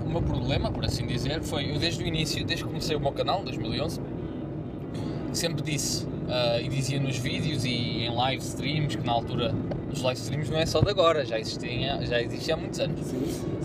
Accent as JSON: {"language": "Portuguese", "region": "Lisbon", "country": "Portugal", "said": "eu sou de Lisboa, ia para a Leiria de duas em duas semanas"}